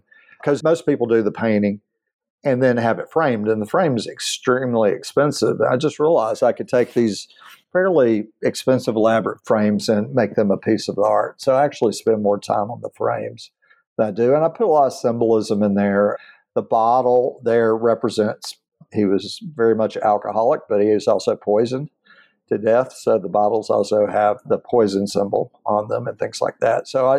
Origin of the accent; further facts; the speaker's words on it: Aberdeen, Mississippi, United States; moved away; I'm from a small town no one's been to. And I said, Aberdeen, Mississippi.